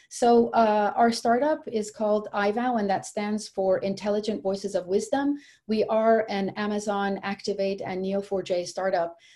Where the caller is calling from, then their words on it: Washington, District of Columbia, United States; I'm joining you from Washington, D.C.